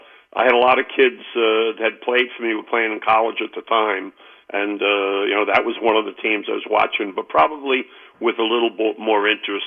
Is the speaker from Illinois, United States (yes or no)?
no; Jersey City, New Jersey, United States; I grew up in the Greenville area, so Snyder was the public school closest to where I lived.